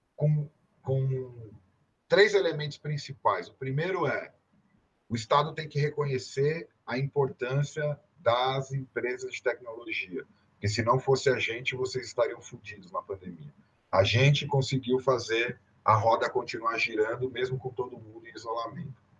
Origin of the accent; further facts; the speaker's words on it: São Paulo, Brazil; eu sou, sou paulista